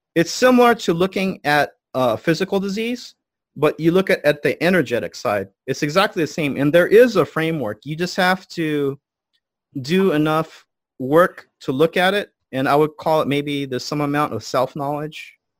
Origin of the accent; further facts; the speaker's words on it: United States; I'm American, but my family is a Buddhist priest line for four hundred years.